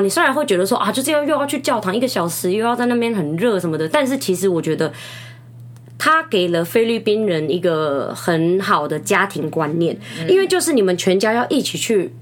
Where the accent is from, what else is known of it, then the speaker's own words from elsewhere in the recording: Taiwan; 其实像我们台湾人，我们， 我们甚至是结婚之前，我们就已经谈好我们要几个小孩了